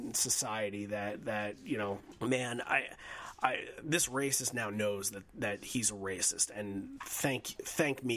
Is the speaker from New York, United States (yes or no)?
yes; Bay Shore, New York, United States; I was born in Southside Hospital in Bayshore, New York. Zip codes 11706